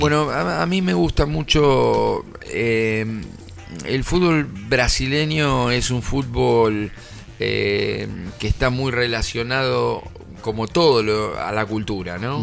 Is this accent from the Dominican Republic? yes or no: no; Argentina; somos argentinos